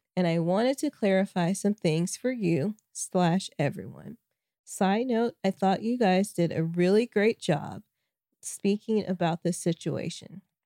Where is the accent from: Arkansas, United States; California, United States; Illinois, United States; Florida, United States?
Arkansas, United States; moved away; also born or lived in Kansas; Arkansas, my home state